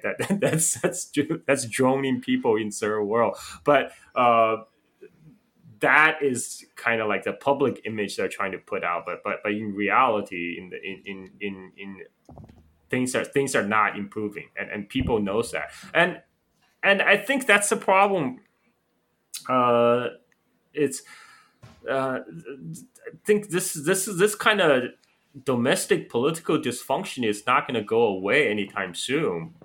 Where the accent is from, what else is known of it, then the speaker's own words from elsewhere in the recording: Chongqing, China; also born or lived in Guangzhou; now in Bali, Indonesia; I went back to my hometown Chongqing